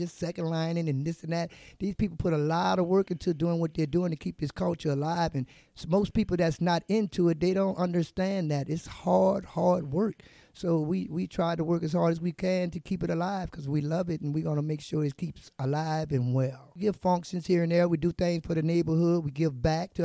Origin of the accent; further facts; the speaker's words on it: New Orleans, Louisiana, United States; I grew up in second line, and I born in Treme all of my life